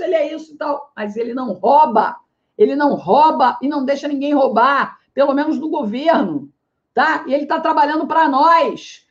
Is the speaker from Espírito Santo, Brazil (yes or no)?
no; Rio de Janeiro, Brazil; also born or lived in Ceará; now in Fortaleza, Brazil; é do Rio de Janeiro, que é a minha cidade natal